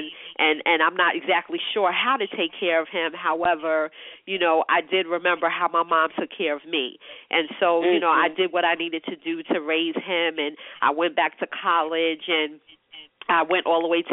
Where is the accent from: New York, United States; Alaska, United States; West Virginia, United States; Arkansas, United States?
New York, United States; New York City; I'm born and bred New York City